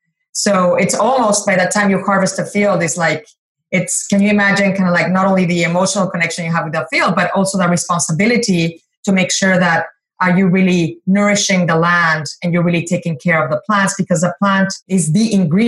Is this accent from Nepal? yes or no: no; Mexico; Growing up in Mexico, tequila is part of our social fabric.